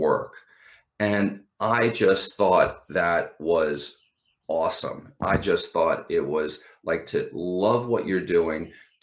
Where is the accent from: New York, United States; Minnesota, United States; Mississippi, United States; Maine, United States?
New York, United States; Long Island; moved away as an adult; now in Los Angeles, United States; I'm from Long Island